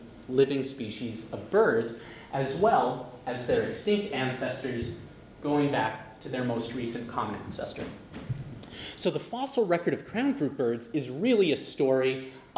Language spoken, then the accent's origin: English; Western Canada, Canada; I'm from Western Canada.